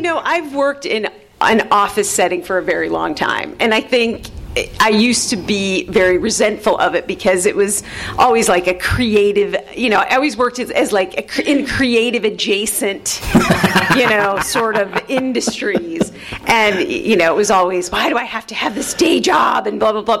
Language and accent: English; Glenview, Illinois, United States; also born or lived in Chicago; from Chicago originally, from Glenview, Illinois, specifically